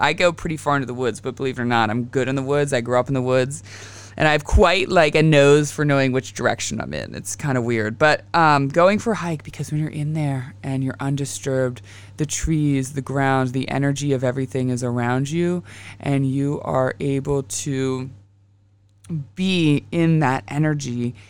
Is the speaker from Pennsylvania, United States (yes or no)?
yes; Western Pennsylvania, United States; I grew up in Western P